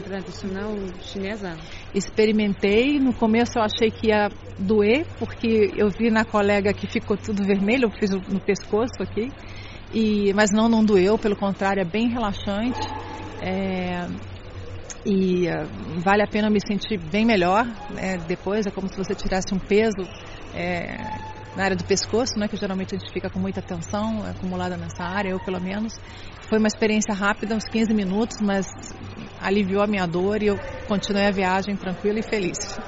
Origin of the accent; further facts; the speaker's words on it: Brazil; now in Shanghai, China; Eu venho do Brasil